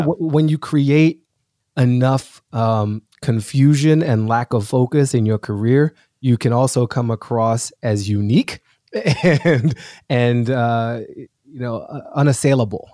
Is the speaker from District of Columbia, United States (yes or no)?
yes; Washington, District of Columbia, United States; moved away as an adult; also born or lived in Boston / New York City; now in Los Angeles, United States; I'm an East Coaster through and through. So I grew up in Washington D.C.